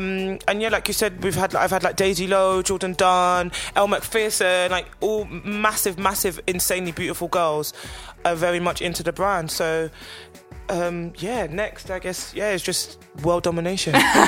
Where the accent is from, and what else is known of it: London, United Kingdom